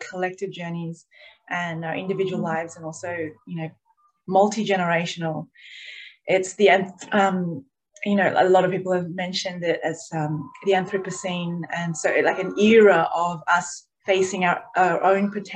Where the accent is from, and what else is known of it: Australia